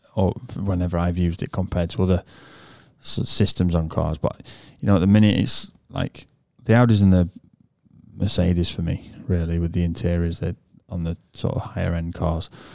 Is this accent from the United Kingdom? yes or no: yes; England, United Kingdom; first language English; we're born English and we speak English